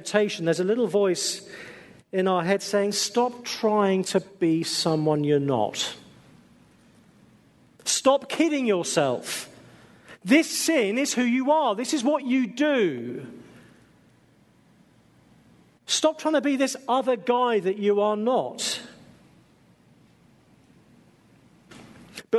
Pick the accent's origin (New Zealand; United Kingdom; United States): United Kingdom; England; being English